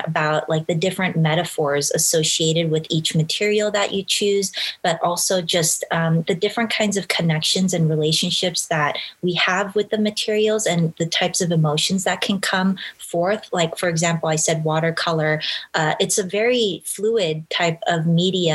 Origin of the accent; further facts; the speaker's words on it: Los Angeles, California, United States; I grew up, was born and raised in Los Angeles